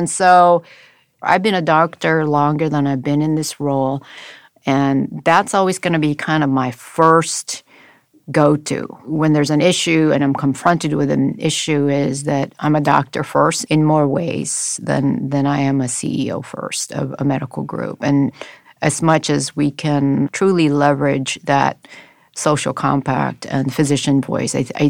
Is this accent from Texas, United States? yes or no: no; Honolulu, Hawaii, United States; now in Los Angeles, United States; And so I grew up in Honolulu for about a few years, and then I got the island fever and asked my parents